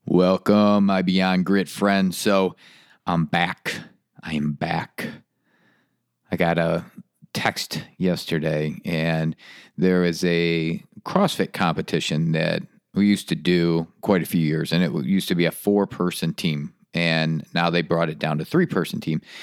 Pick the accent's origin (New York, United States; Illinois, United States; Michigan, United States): Michigan, United States; moved away as an adult; now in North Carolina, United States; when I left Michigan, I left it because of the gray and the cold